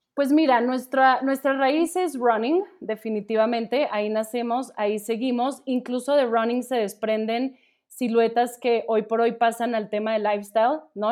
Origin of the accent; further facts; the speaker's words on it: Colombia; now in Mexico; yo soy colombiana pero pues llevo, llevo ya aquí mucho tiempo, entonces ya también hablo como de nosotros los mexicanos